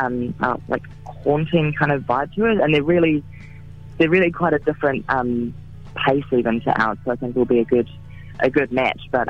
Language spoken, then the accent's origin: English; Gisborne, New Zealand; I'm from a small town. I'm from Gisborne